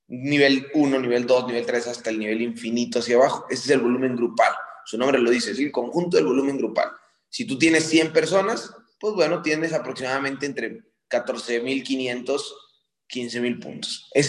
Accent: Mexico; now in New York, United States; Soy mexicana, pero vivo en Nueva York.

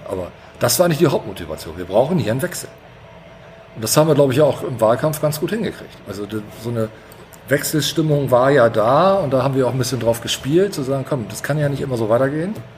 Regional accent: Bremen, Germany; ich bin in der Neustadt geboren tatsächlich. Ich habe da die ersten Jahre gelebt, bis, bis zur dritten Klasse

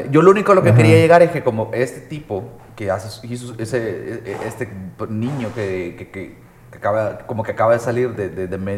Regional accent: El Salvador; Estoy siendo salvadoreño

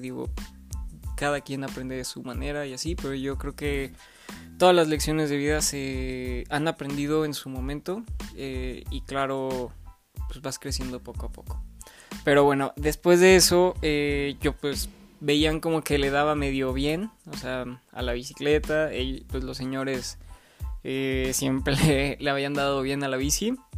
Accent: León, Guanajuato, Mexico; estudié en el Instituto Lux, de aquí de León, Guanajuato, soy nacido de León, Guanajuato.

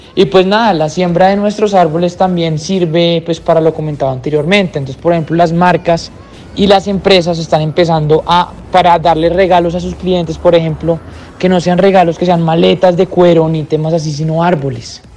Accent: Colombia; nosotros como colombianos

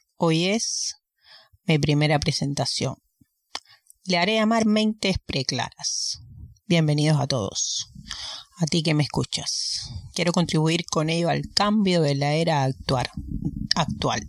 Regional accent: Cuba; moved away; Vengo de Cuba.

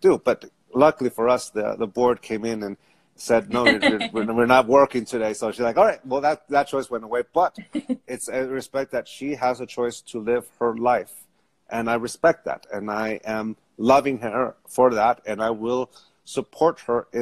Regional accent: San Diego, California, United States; I grew up Catholic. I grew up in San Diego

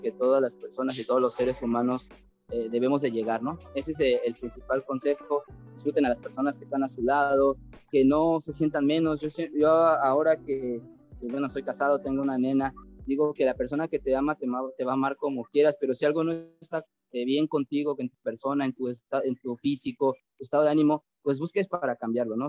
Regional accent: Tlalnepantla, State of Mexico, Mexico; yo nací ahí en el Estado de México, en Tlanepantla. Eh, sigo viviendo ahí, siempre he vivido ahí.

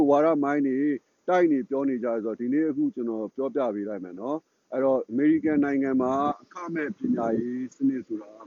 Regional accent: Myanmar

